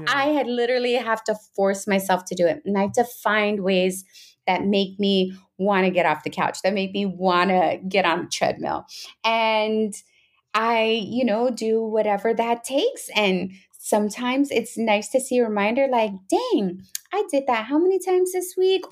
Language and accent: English; Pacific Northwest, United States; I'm from the Pacific Northwest up here